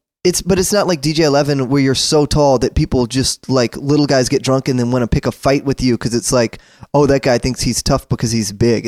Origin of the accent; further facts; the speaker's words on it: Mississippi, United States; now in Brooklyn, United States; I grew up in Mississippi